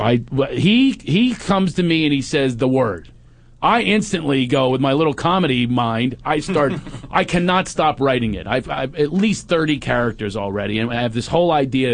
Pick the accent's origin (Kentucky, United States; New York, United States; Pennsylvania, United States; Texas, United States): Pennsylvania, United States; Philadelphia; moved away; I'm from right across the river, Philly